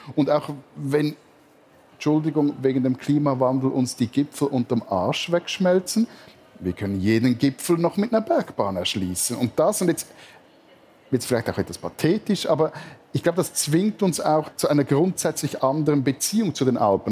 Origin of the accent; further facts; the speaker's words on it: Stäfa, Zurich, Switzerland; im Ort, wo ich aufgewachsen bin